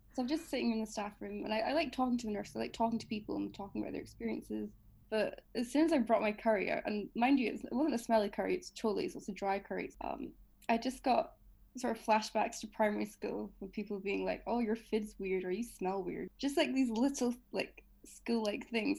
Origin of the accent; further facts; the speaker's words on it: Edinburgh, Scotland, United Kingdom; born and raised in Edinburgh. I'm ethnically Pakistani, if you didn't know. Um, I've spent my whole life here